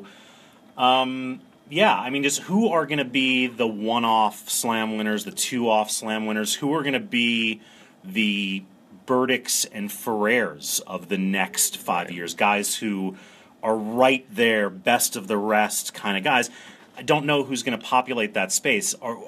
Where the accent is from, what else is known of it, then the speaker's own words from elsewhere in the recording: Maryland, United States; And I'm from Maryland, and so I followed Francis Tiafoe very closely coming out of College Park